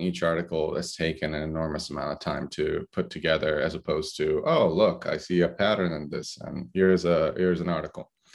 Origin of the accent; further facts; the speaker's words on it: Brindisi, Apulia, Italy; moved away; also born or lived in Corfu, Greece; I was born in Brindisi, Italy. Uh, actually, a fishing village in Brindisi, Italy